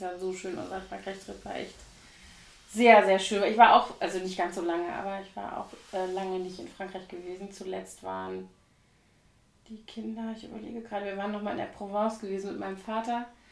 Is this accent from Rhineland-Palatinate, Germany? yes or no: yes; Koblenz, Rhineland-Palatinate, Germany; now in Berlin, Germany; Koblenz aus, meiner Heimatstadt